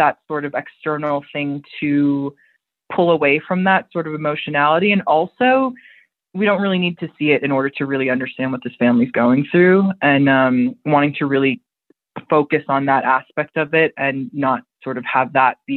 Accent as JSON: {"language": "English", "country": "United States", "said": "I'm an American"}